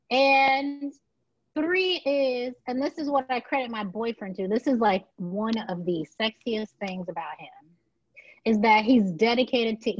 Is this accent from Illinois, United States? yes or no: yes; Chicago, Illinois, United States; now in New York, United States; I am originally from Chicago, but I live in New York right now.